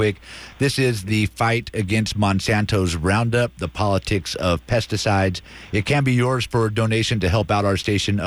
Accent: Antioch, California, United States; Antioch, my hometown

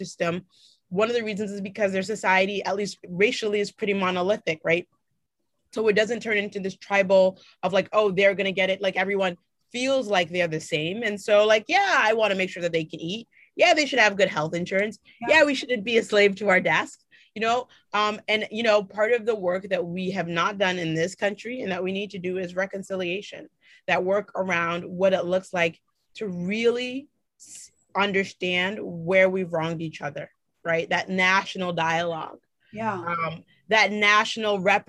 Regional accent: Boston, Massachusetts, United States; I grew up in Mattapan, right? Which is a, folks consider that to be like the blackest neighborhood in the city of Boston

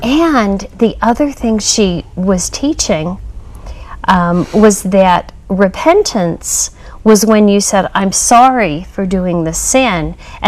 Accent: Springville, Utah, United States; now in Sandy, United States; I was born into it. I was raised in Springville, Utah.

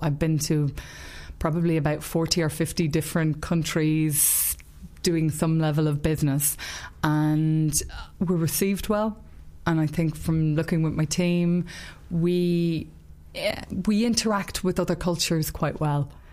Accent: Ireland; I'm Irish and that I live in Ireland

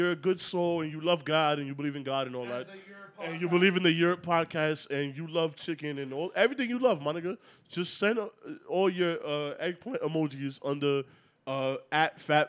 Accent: New York City, New York, United States; But first of all, you know we from New York.

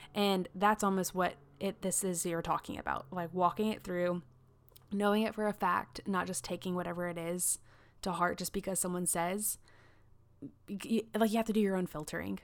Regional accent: South Carolina, United States; I grew up in South Carolina, like, very much in the Bible Belt

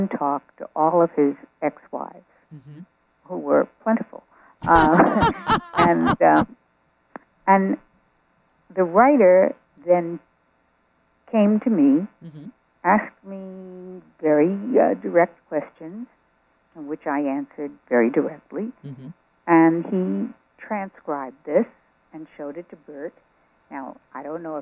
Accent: New York, United States; what a lot of nice Jewish girls did in growing up in New York

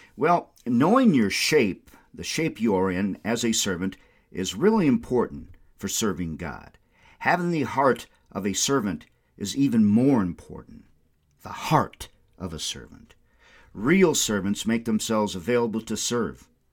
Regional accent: Windom, Minnesota, United States; I had like a hundred customers in my hometown of Wyndham, Minnesota

